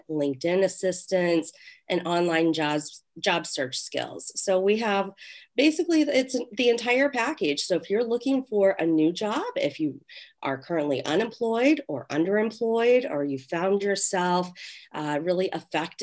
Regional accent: Ohio, United States; moved away as an adult; now in Chicago, United States; I'm actually originally from Ohio, but I've been in Chicagoland for 15 years

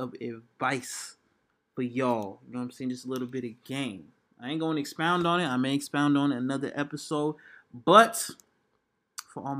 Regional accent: Atlanta, Georgia, United States; I'm from Atlanta

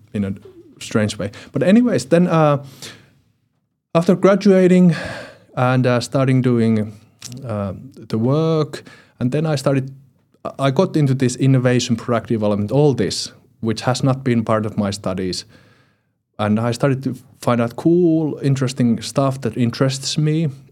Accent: Finland; from finland

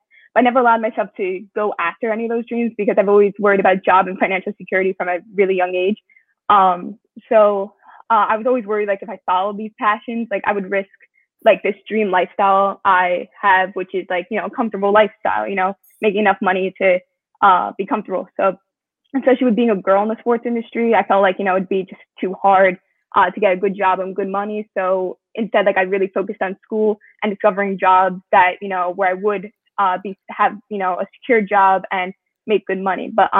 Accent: Long Island, New York, United States; So 17, I'm from Long Island, New York.

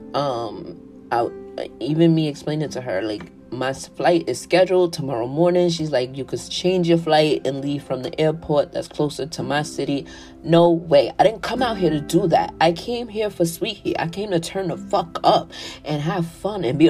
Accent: New York City, New York, United States; I'm from New York City

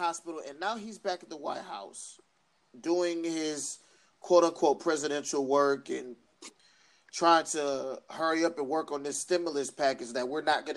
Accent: United States; I'm American

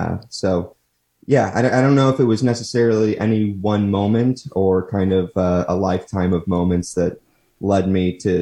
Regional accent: Munster, Indiana, United States; Yeah, so I grew up in Munster, Indiana, lived there for my entire childhood, attended grade school at St. Thomas More, and then went to high school at Munster High School

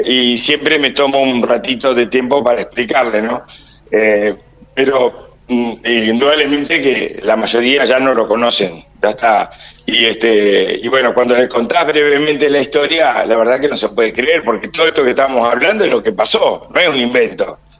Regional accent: Argentina; Como argentino tengo casi 70 años

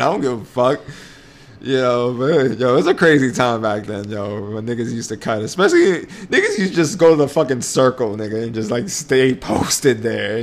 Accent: New York City, New York, United States; So we're from New York, right? Yep. And we basically have our own fucking language.

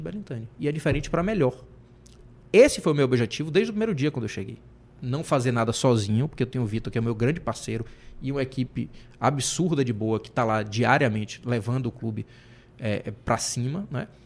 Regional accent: Salvador, Bahia, Brazil; Rio Vermelho, sim, porque eu cresci no Rio Vermelho

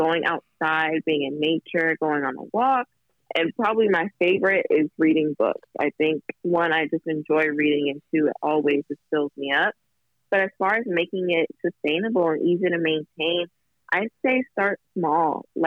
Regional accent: Kentucky, United States; now in Los Angeles, United States; My grandmother, we're from Kentucky

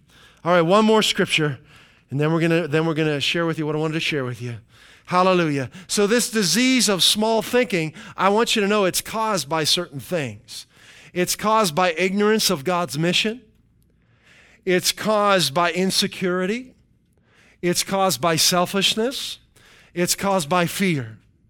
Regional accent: Midwest, United States; See, I came from the Midwest. And when you got in the vehicle, you planned on driving at least 45 minutes to get anywhere.

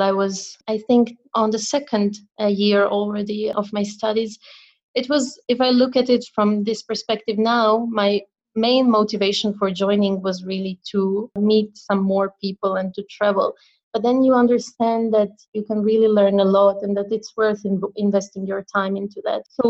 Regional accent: Croatia; moved away; back in my home country in Croatia

